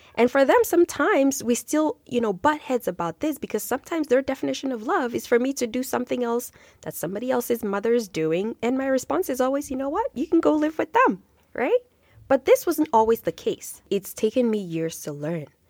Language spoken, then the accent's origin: English; Nigeria; now in Canada; growing up in Nigeria, in my culture